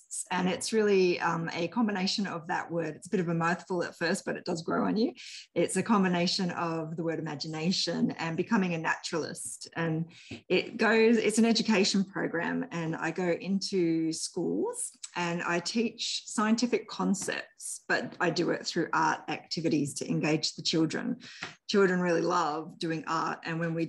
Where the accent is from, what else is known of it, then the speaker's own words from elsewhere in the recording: New South Wales, Australia; moved away; I was originally from New South Wales